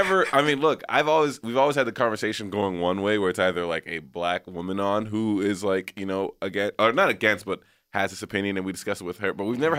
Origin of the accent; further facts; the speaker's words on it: Texas, United States; now in Los Angeles, United States; I'm from Texas.